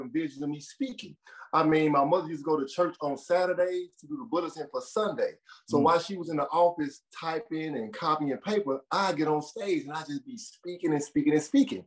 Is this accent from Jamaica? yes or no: no; Memphis, Tennessee, United States; I was banned from Memphis City Schools. I started getting kicked out of school in the 6th grade